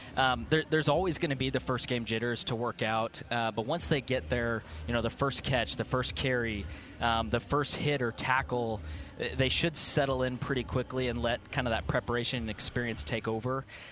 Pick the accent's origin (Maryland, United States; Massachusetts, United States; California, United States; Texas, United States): Texas, United States; Houston; moved away; growing up in Houston